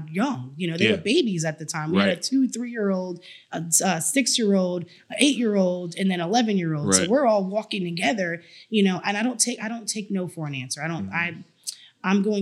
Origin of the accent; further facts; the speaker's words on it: Rhode Island, United States; I'm from Rhode Island, which is a long way from here